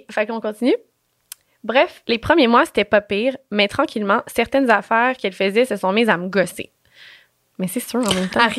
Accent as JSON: {"language": "French", "town": "Thetford Mines", "region": "Quebec", "country": "Canada", "lives_now": "Sherbrooke, Canada", "said": "L'année passée, j'ai déménagé avec une de mes bonnes amies à Sherbrooke pour l'université. On vient tous les deux de Thetford Mines. Oh, je dis-tu comme il faut? Thetford Mines, oui."}